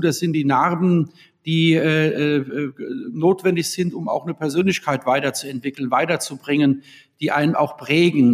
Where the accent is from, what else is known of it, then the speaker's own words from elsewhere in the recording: Worms, Rhineland-Palatinate, Germany; Ja, ich bin ja in Worms geboren 1972 und habe ja die längste Zeit meines Lebens auch in Worms und Umland äh, gelebt